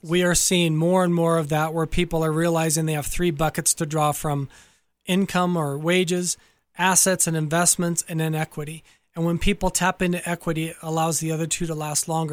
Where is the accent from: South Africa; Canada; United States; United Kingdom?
United States; Southern California; So I grew up in Southern California